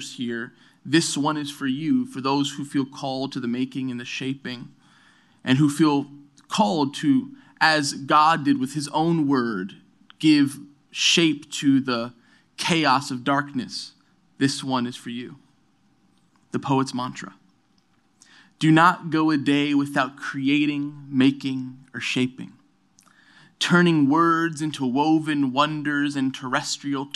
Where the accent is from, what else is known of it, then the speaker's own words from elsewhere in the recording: New York City, New York, United States; also born or lived in Brooklyn; I'm from New York City. I'm born and raised in New York City, born in Brooklyn, raised in Queens.